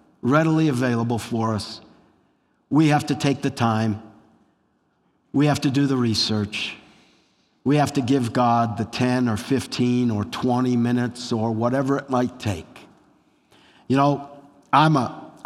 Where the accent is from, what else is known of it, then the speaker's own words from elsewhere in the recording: Wisconsin, United States; I grew up in Wisconsin